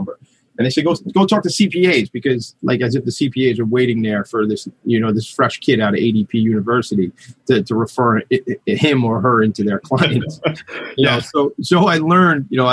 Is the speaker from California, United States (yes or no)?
no; Long Island, New York, United States; I grew up out here on Long Island